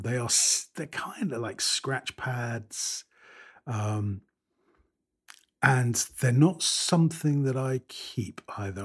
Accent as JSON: {"language": "English", "country": "United Kingdom", "said": "I'm British"}